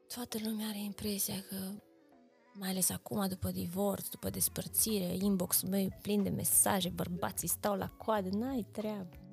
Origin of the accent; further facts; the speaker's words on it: Reghin, Mureș County, Romania; now in Cluj-Napoca, Romania; eu sunt din județul Mureș